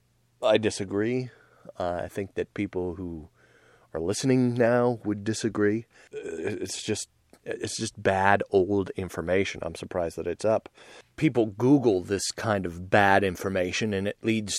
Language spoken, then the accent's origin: English; United States; I'm just an American dude